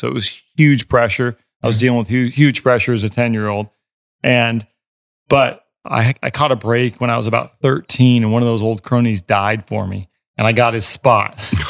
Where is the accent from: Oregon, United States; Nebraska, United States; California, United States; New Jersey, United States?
Oregon, United States; Portland; I grew up in Portland, Oregon.